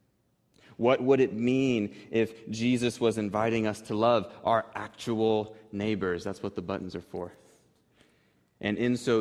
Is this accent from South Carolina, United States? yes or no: no; Wichita, Kansas, United States; when I was growing up on North Cranberry Street here in East Wichita